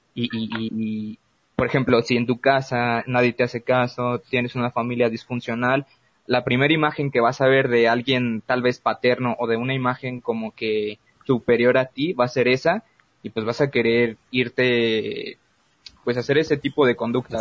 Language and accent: Spanish; Mexico; nuestro potencial que tenemos como mexicanos